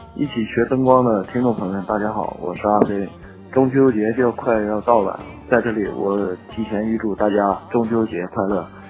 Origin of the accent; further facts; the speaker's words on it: Tangshan, Hebei, China; now in Changchun, China; 我是来自苍山的